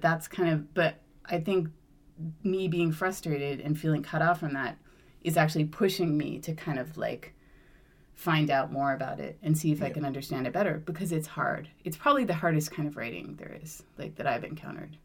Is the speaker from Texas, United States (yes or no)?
no; Vermont, United States; moved away as an adult; I grew up in Vermont